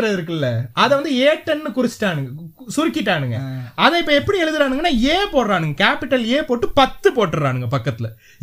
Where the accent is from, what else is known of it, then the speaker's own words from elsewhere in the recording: Sri Lanka; நாங்க ஸ்ரீலங்கன்